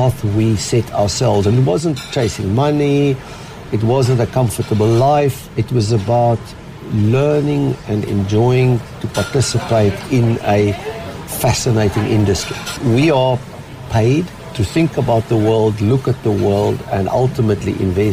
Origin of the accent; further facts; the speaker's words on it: Cape Town, Western Cape, South Africa; moved away; as a South African, Cape Town boy